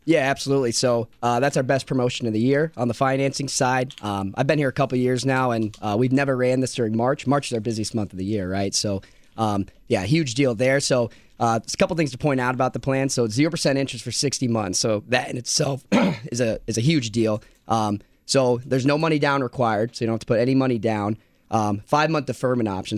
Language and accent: English; Iowa, United States; I grew up in Iowa